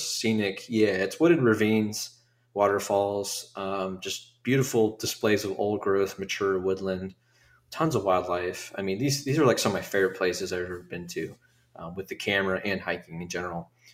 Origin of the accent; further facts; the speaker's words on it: Dayton, Ohio, United States; here in my hometown